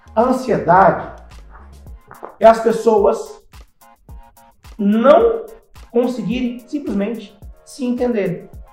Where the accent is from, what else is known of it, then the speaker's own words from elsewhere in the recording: Terra Rica, Paraná, Brazil; moved away; also born or lived in Ouro Preto do Oeste, Rondônia; eu sou paranaense, vim do Paraná, eu acho Paraná uma, cidade chamada Terra Rica